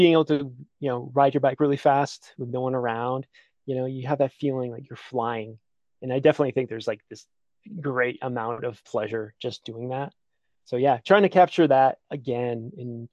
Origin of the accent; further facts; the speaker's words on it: Connecticut, United States; moved away; I grew up in Connecticut, which isn't known for its like awe-inspiring mountain peaks